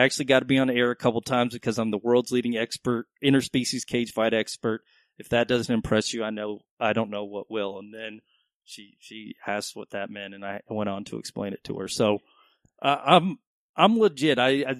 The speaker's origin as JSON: {"language": "English", "town": "Dallas", "region": "Texas", "country": "United States", "tie": "born or raised there", "said": "I am from Texas. I grew up in Dallas."}